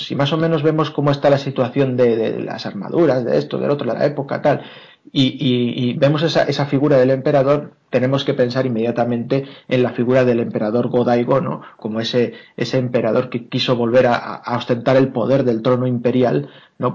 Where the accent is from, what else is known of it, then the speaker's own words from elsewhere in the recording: Alicante area, Valencian Community, Spain; now in Madrid, Spain; en, mi pueblo o en la zona de, Alicante, pero Alicante, Benidorm, etcétera